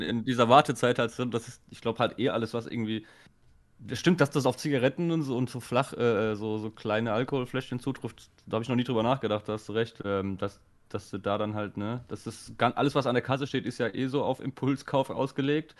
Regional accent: Baden-Württemberg, Germany; bei uns in Baden-Württemberg

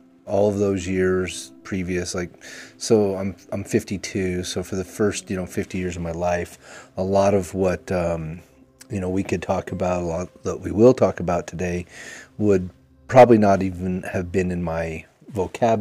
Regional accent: Utah, United States; I grew up here in Utah

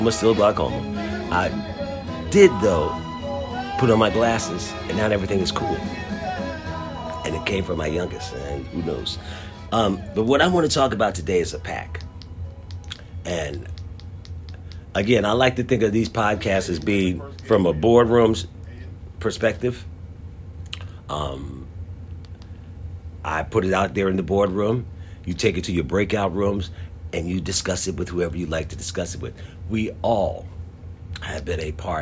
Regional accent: Philadelphia, Pennsylvania, United States; the neighborhood I grew up in North Philadelphia. I lived on 21st and Master Street in North Philadelphia.

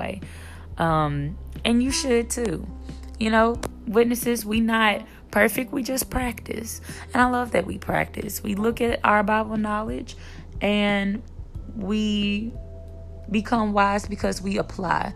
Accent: Memphis, Tennessee, United States; now in Dallas, United States; I'm from Memphis, Tennessee. I'm living in Dallas, Texas now.

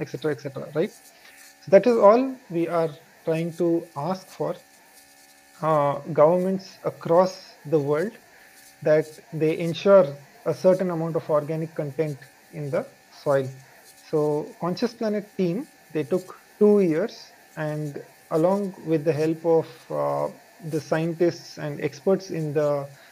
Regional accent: India; I am from India

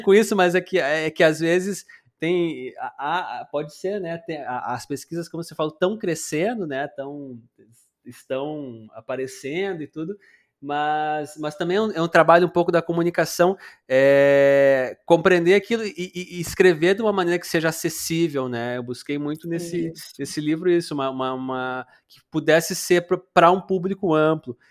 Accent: Paraná, Brazil; moved away as an adult; now in Porto Alegre, Brazil; eu sou paranaense e vim morar no, no Rio Grande do Sul

